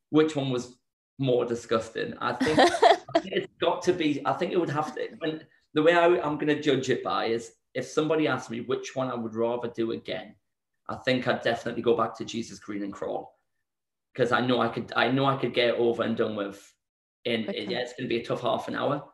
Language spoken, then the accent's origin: English; Newcastle upon Tyne, North East England, United Kingdom; moved away; back in my hometown in Newcastle